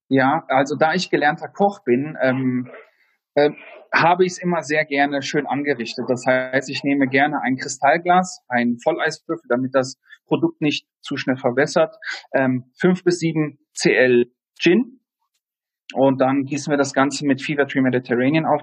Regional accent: Kassel, Hesse, Germany; moved away as an adult; also born or lived in Düsseldorf; now in Heidelberg, Germany; Ich bin 1989 in Kassel geboren, habe dort meine Lehre als Hotelfachmann gemacht

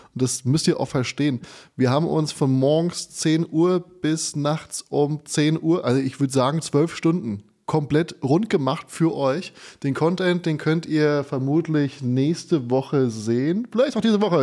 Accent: Hesse, Germany; moved away; diesmal in meiner Heimatstadt in Funkstadt

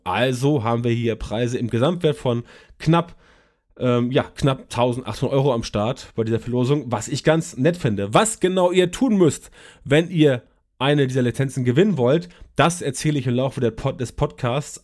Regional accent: Germany; bei uns in Deutschland

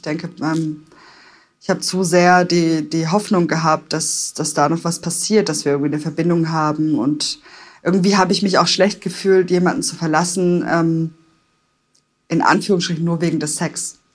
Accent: Stuttgart, Baden-Württemberg, Germany; moved away as an adult; also born or lived in Palatinate; in meine Heimat nach Stuttgart

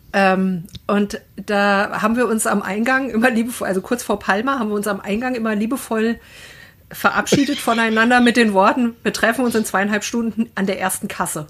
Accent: Wetterau, Hesse, Germany; Ich komme ja aus der Wetterau.

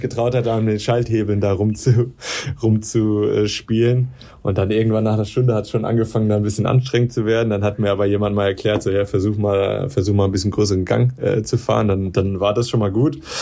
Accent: Darmstadt, Hesse, Germany; ich komme ja aus Darmstadt

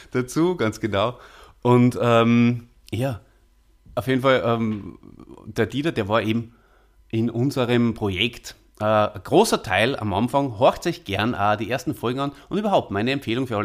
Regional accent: Salzburg, Austria; ein waschechter Stierwascher, wie äh, wir Salzburger ja bezeichnet werden.

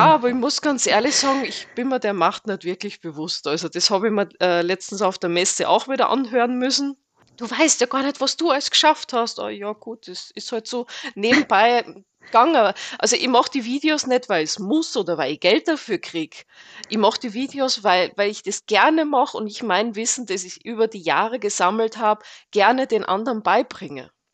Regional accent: Austria; moved away as an adult; now in Fernwald, Germany; bin gebürtige Österreicherin, bin seit zwölf Jahren hier in Deutschland

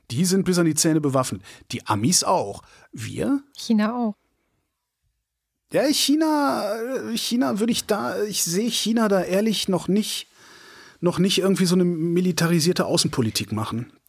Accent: Germany; Und ich bin in der Bundesrepublik Deutschland West groß geworden.

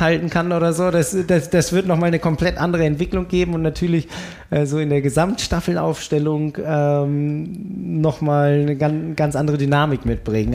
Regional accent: Berlin, Germany; ich komme aus Berlin

